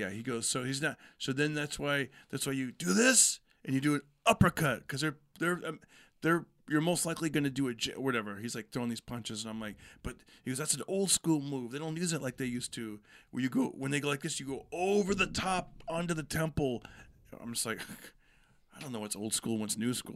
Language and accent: English; Fresno, California, United States; also born or lived in Bay Area, California; I grew up in Fresno, moved out when, you know, when I was twenty, moved to the Bay Area